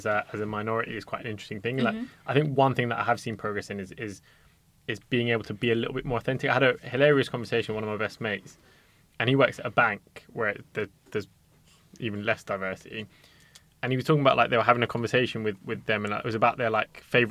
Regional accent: London, United Kingdom; We're all from West London

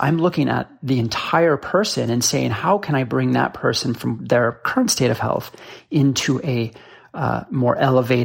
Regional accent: Boulder, Colorado, United States; moved away; also born or lived in Seattle; I grew up in Boulder, Colorado

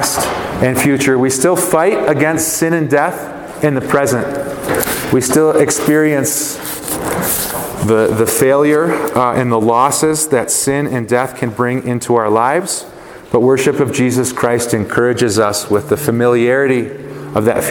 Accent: Chicago, Illinois, United States; I grew up in Chicago

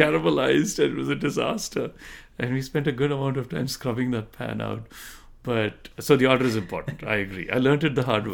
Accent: South India, India; moved away; growing up in South India

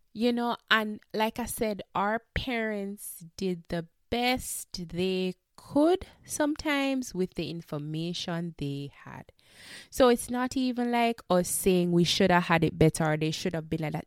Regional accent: Jamaica; we are Jamaican

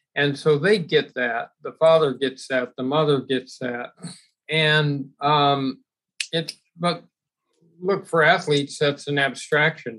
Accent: Los Angeles, California, United States; growing up in Los Angeles

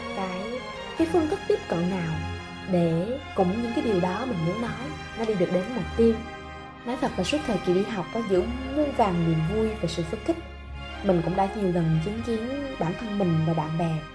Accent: Ho Chi Minh City, Vietnam; mình sinh ra và lớn lên tại thành phố Hồ Chí Minh từ Sài Gòn mặc dù ba mẹ mình không phải là gốc gác tại đây

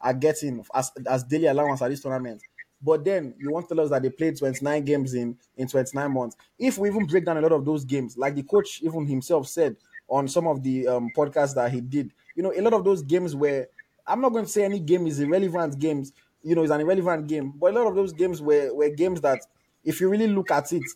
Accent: Nigeria; I also obviously as a Nigerian

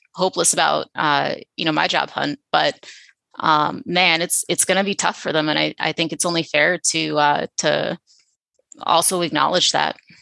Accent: Philadelphia, Pennsylvania, United States; moved away as an adult; also born or lived in New York City; now in San Antonio, United States; I grew up in Philadelphia. I had never left Philadelphia until intern year

